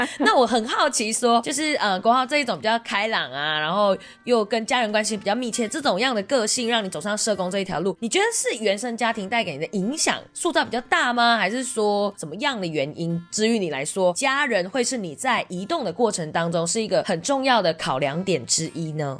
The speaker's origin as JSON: {"language": "Chinese", "country": "Malaysia", "moved": "yes", "lives_now": "Taiwan", "said": "我来自马来西亚，从马来西亚来到台湾"}